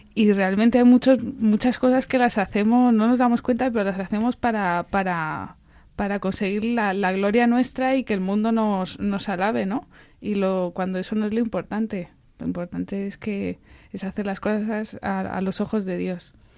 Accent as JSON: {"language": "Spanish", "town": "Albacete", "region": "Castilla-La Mancha", "country": "Spain", "said": "Yo soy de Albacete"}